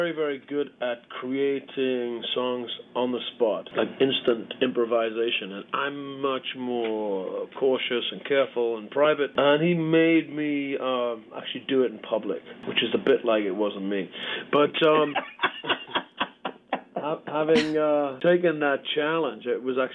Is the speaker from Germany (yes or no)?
no; United Kingdom; I'm from Great Britain